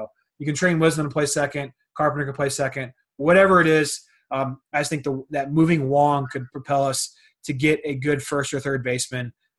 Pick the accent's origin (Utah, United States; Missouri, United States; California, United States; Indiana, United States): Missouri, United States; St. Louis; We're from the St. Louis area.